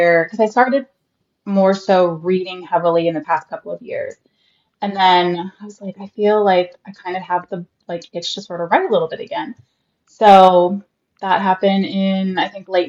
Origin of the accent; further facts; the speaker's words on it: Central Florida, United States; also born or lived in Arizona; I'm from a small town in Central Florida, like not even an hour north of Tampa. I have lived here pretty much all my life